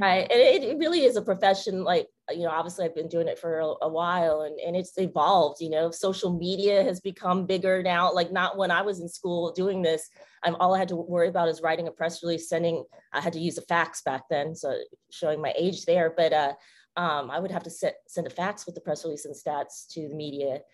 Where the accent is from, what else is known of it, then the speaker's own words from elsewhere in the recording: West Coast, United States; moved away; I'm from the West Coast